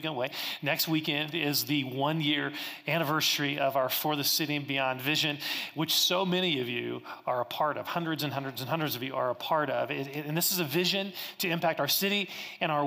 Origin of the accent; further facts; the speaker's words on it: Kansas, United States; moved away; I grew up in Kansas and we had lots of tornado warnings